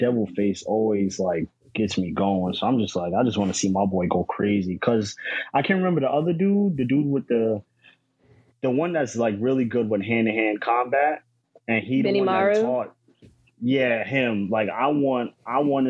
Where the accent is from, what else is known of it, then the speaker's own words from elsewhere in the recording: New Jersey, United States; I'm from New Jersey